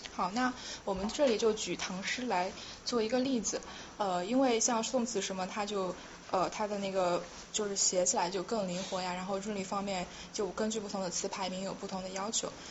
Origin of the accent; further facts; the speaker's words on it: Yunnan, China; 我是云南人嘛